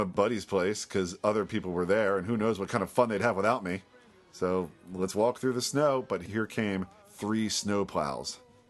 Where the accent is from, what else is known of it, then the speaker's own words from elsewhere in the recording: outside Philadelphia, Pennsylvania, United States; I grew up outside Philadelphia.